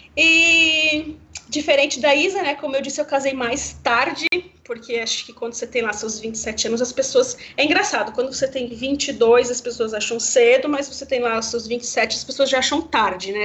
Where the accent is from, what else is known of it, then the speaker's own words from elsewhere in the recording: Campo Grande, Mato Grosso do Sul, Brazil; lá em Campo Grande, Mato Grosso do Sul, que é minha cidade natal